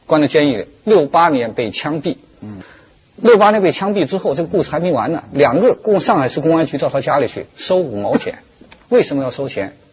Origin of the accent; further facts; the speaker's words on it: China; 毛泽东时代是我们中国人丧失最多的东最多的东西是什么？我认为是爱。